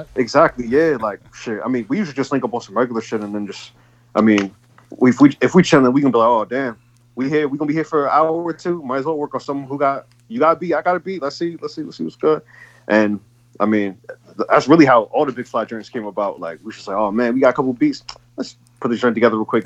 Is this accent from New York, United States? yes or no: yes; Buffalo, New York, United States; I'm from Buffalo